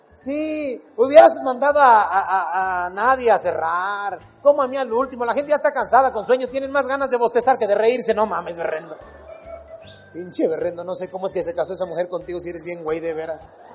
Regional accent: Acapulco, Guerrero, Mexico; moved away; Cuando voy para mi pueblo, para Acapulco, mi tierra, que voy a ver a mi mamá

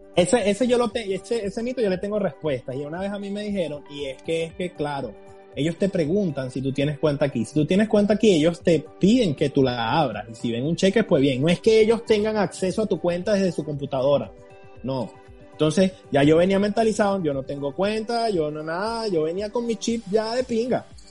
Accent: Venezuela; moved away as an adult; now in United States; yo vengo de Venezuela y yo trabajaba

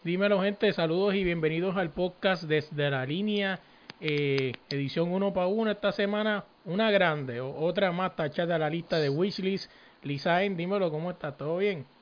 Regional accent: San Juan, Puerto Rico; moved away; donde yo me crié, donde practiqué esto ya no existían, canchas donde practiqué en la high school, yo soy de Manuela Pérez

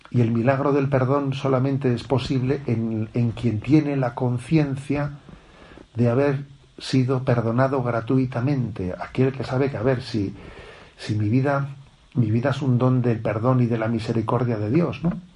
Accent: Spain; also born or lived in Zumárraga; soy un sacerdote de España

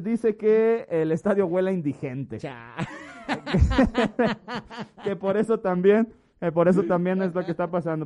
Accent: Mexico; tenemos lo que merecemos como mexicano

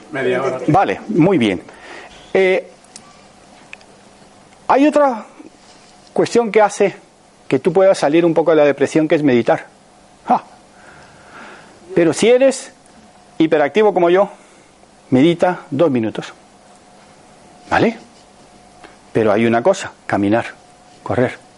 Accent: Panama; now in Spain; Cuando yo salí de Panamá hace 48 años, nadie bebía agua embotellada. Y ahora todo el mundo bebe agua embotellada. Aquí en España estaba agua de solares y lanjarón y para de contar.

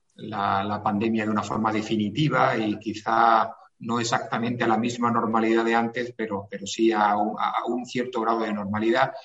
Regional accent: Granada, Andalusia, Spain; now in Madrid, Spain; yo soy granadino eh, apurado, granadino

